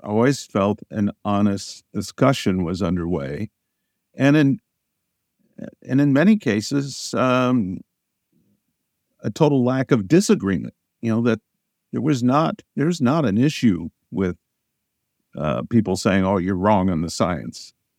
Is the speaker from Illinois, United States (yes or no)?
yes; Southern Illinois, United States; I grew up in Southern Illinois on a farm.